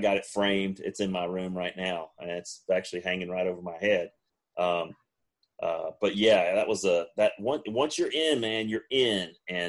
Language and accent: English; Western Kentucky, United States; also born or lived in Middle Tennessee; born and raised in Western Kentucky.